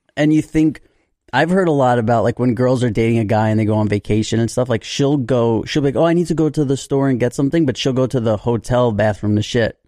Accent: New York City, New York, United States; I had friends back in the day growing up in New York

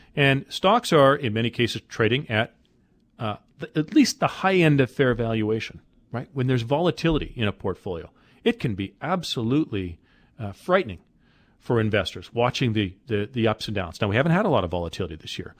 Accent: Calgary, Alberta, Canada; I'm from Calgary

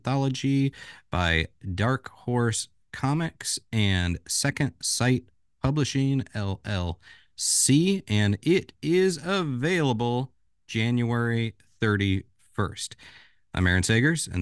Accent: Orlando, Florida, United States; also born or lived in Tifton, Georgia; I grew up in Orlando

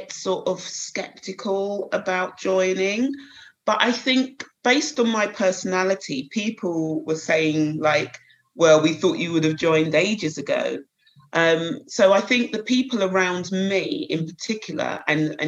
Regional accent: Croydon, London, United Kingdom; I was brought up in Croydon, a little place just outside the town, outside of London, local Croydon. So I was born and bred there

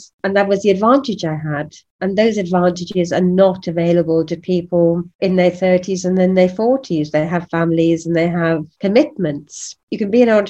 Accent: Wales, United Kingdom; I'm a Welsh woman that's 5 foot tall

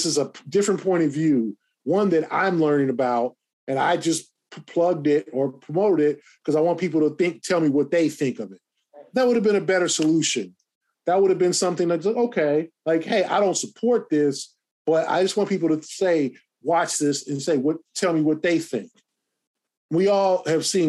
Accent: Los Angeles, California, United States; growing up in Los Angeles

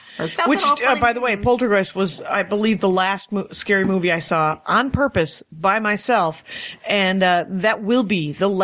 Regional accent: Wisconsin, United States; I'm from Wisconsin.

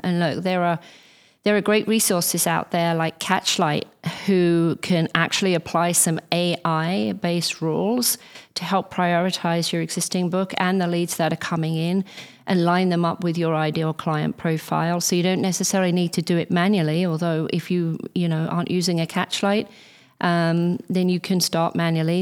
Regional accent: England, United Kingdom; as an English person

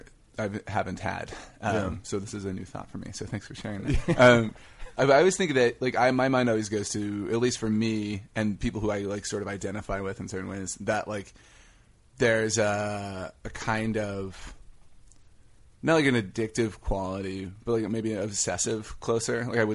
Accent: Denton, Texas, United States; No, I'm from Texas, actually.

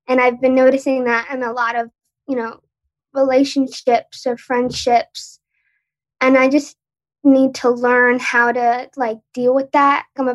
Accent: Long Island, New York, United States; So I'm from New York, Long Island.

